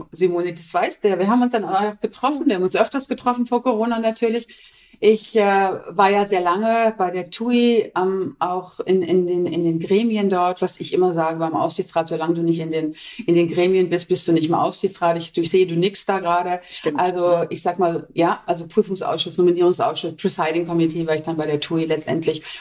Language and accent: German; Essen, North Rhine-Westphalia, Germany; Und ich bin in Essen geboren, ich komme aus dem Ruhrpott.